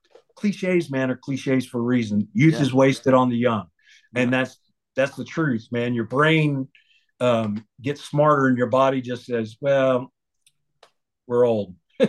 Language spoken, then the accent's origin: English; Parris Island, South Carolina, United States; born there; I was born on Paris Island.